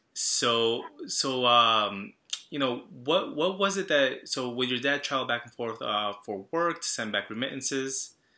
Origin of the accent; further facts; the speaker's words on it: Long Island, New York, United States; I'm from Long Island. I grew up in a town that was very uh, Salvadoran